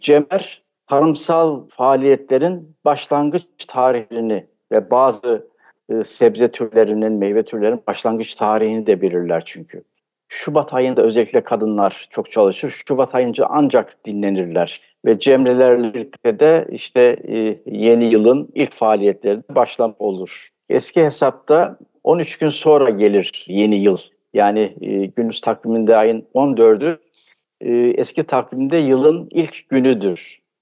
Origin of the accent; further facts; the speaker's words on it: Trabzon, Turkey; ben 1953 yılında Trabzon'da doğdum. Bütün eğitim Trabzon'da geçti.